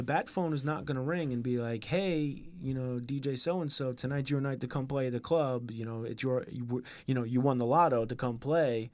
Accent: New York, United States; where I grew up in New York

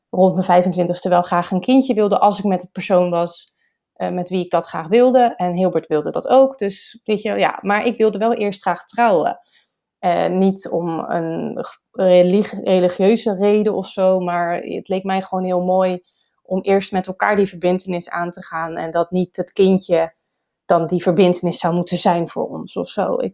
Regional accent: Rotterdam, South Holland, Netherlands; also born or lived in Schiedam; en ik ben geboren en getogen in Rotterdam.

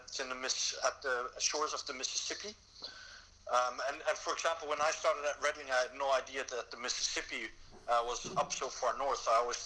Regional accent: Switzerland; now in Amsterdam, Netherlands; I was born and raised in Switzerland

